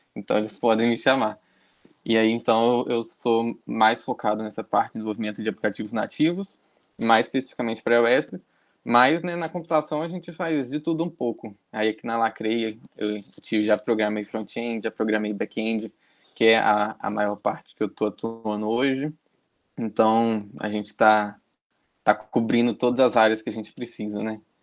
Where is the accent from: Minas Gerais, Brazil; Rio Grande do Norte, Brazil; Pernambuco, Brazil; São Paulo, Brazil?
Minas Gerais, Brazil; Juiz de Fora; eu sou daqui de Juiz de Fora, Minas Gerais